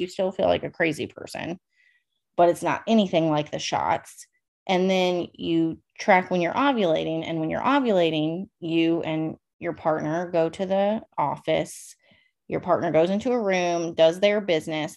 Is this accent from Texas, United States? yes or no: no; Northern Virginia, United States; moved away as an adult; also born or lived in California; I am from Northern Virginia, about 45 minutes outside of DC. Born and raised there.